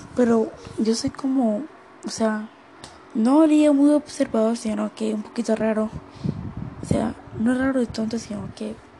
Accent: Colombia; en mi país, Colombia

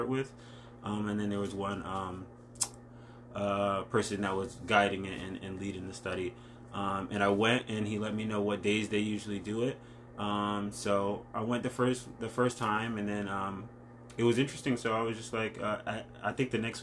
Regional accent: Stamford, Connecticut, United States; also born or lived in Stratford, Connecticut; I was born in Stanford

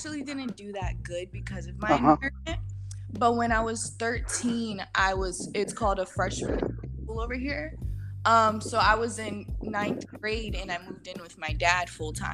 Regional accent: Cape Coral, Florida, United States; also born or lived in New London, Connecticut; I was born in New London, Connecticut, but I grew up for most of my life in Florida

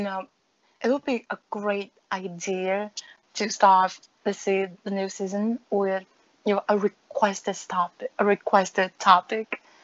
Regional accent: Vietnam; accent: a mix of a lot of things; English is a second language; I learned English um, the same way, you know, most people, most people of my age learn English in Vietnam. So basically from grade six to grade 12

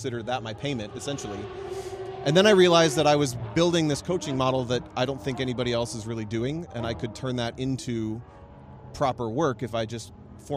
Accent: Ohio, United States; moved away as an adult; also born or lived in Chicago; I'm from Ohio, and I've lived kind of as a gypsy for the last 10 years

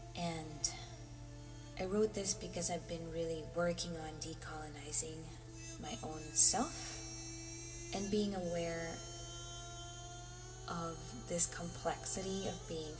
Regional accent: Philippines; from growing up in the Philippines, this isn't really a subject that I talked about. We just say we're Filipinos and this is how we are.

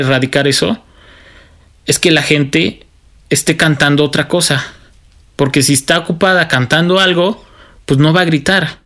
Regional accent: Mexico; todos somos mexicanos

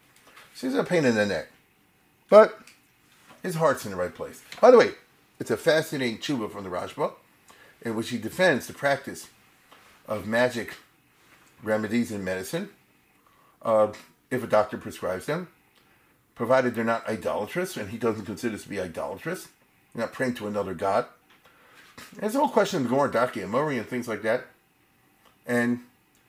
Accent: Baltimore, Maryland, United States; born or raised there

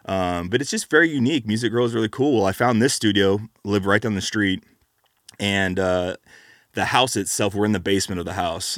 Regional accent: California, United States; I'm from California

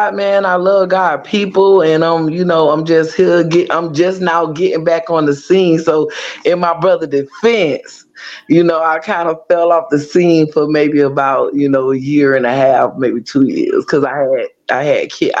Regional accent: Pompano Beach, Florida, United States; moved away as an adult; now in Georgia, United States; I am a native of Pompano Beach, Florida. I'm from the bottom, y'all. I am born and raised in Broward County

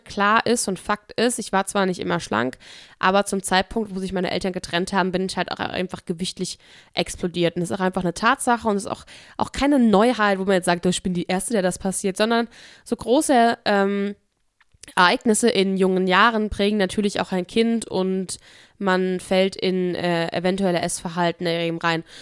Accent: Offenbach district, Hesse, Germany; accent: Hessian; also born or lived in Koblenz; ich komme aus dem Kreis Offenbach

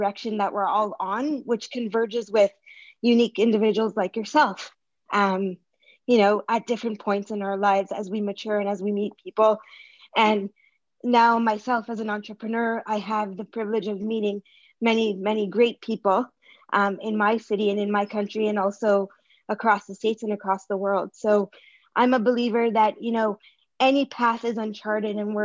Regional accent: Toronto, Ontario, Canada; I'm from Toronto, Canada

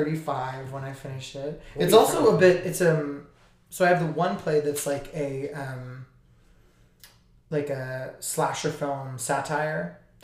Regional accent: Austin, Texas, United States; moved away; I went back to Austin, Texas

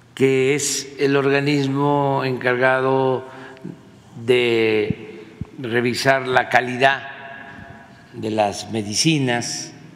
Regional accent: Tepetitán, Tabasco, Mexico; moved away; also born or lived in Macuspana; mi pueblo es bellísimo, es como una isla, tiene un gran río enfrente

